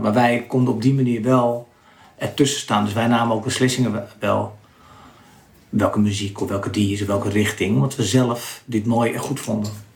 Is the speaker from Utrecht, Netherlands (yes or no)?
no; Landsmeer, North Holland, Netherlands; ik kom uit Lansmeer, een klein dorpje.